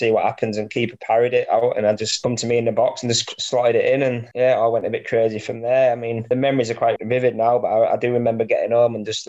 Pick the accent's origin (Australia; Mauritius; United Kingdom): United Kingdom; Scarborough, Yorkshire and the Humber; my hometown club